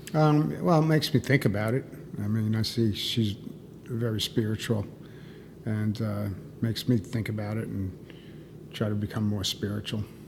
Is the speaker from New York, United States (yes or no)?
yes; New York City, New York, United States; moved away as an adult; now in Miami, United States; I was born and raised in in New York City area